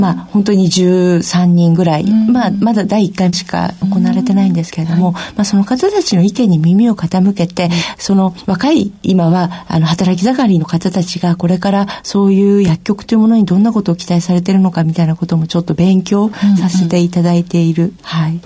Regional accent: Niigata, Japan; born or raised there; also born or lived in Tokyo

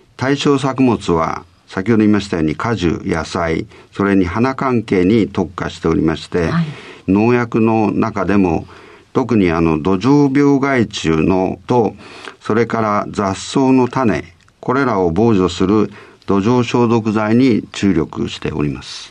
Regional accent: Hirosaki, Aomori, Japan; 生まれはですね、青森県の弘前なんですけど、はい、えー、ちょうどりんごの木の下で生まれました。

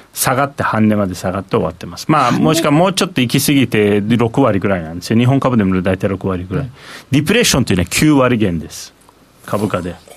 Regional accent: Turkey; now in Japan; 僕はだからインフレが本当にハイパーインフレがある国で生まれ育ってる

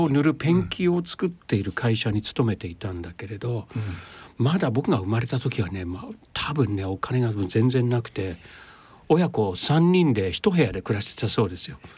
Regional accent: London, United Kingdom; Japanese is a second language; moved away; イギリス生まれはロンドンですあロンドンの市内のどえーと、と生まれたところは市内ですね、えー、ケンジントンになると思うんですけど

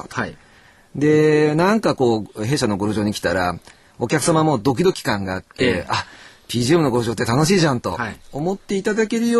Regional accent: Tokyo, Japan; 江戸っ子でございますんで

